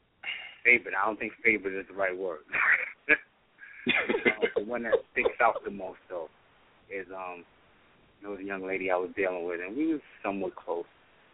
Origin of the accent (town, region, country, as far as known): New York City, New York, United States